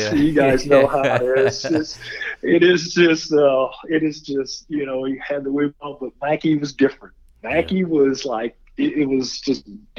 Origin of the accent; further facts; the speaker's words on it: Anderson, United States; Growing up in Anderson, we were always expected